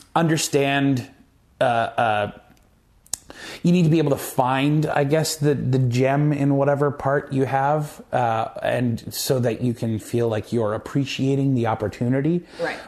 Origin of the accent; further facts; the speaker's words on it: Moose Jaw, Saskatchewan, Canada; moved away; growing up in Moose Jaw and having been to Regina a bunch of times